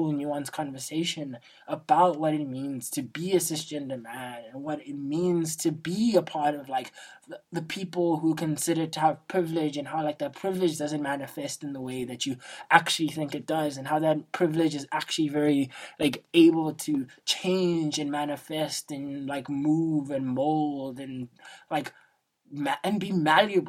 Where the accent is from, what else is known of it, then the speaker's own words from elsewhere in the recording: South Africa; as a South African, I'm Xhosa, and being from South Africa